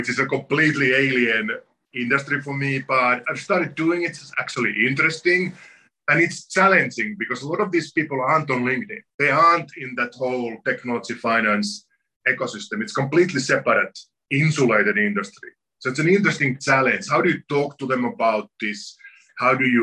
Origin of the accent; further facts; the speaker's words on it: Finland; moved away as an adult; also born or lived in New York; now in Connecticut, United States; I come from Finland, where a lot of people are in touch with the forest on a daily basis